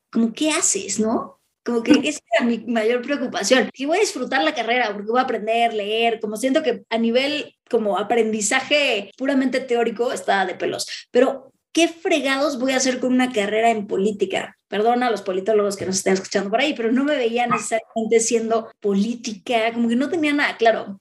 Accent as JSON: {"language": "Spanish", "country": "Mexico", "said": "yo me regresé a México porque creía en, en mi país"}